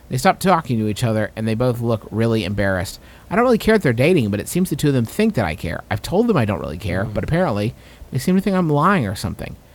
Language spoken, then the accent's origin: English; Canada; We are from Canada, so we don't know many of your ways.